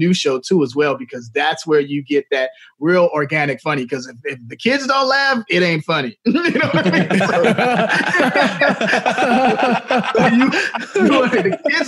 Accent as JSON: {"language": "English", "town": "Chicago", "region": "Illinois", "country": "United States", "said": "I'm from Chicago"}